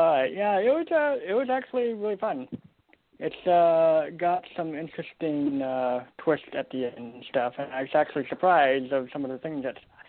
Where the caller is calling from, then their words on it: Portland, Oregon, United States; It's me from Portland, Oregon.